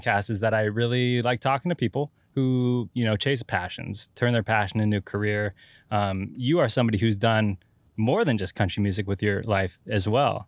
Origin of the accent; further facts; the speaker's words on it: Santa Cruz Mountains, California, United States; I'm from the Santa Cruz Mountains